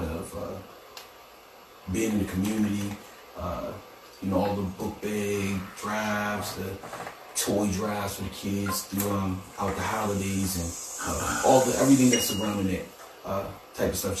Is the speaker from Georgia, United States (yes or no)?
no; Annapolis, Maryland, United States; born and raised in Annapolis, Maryland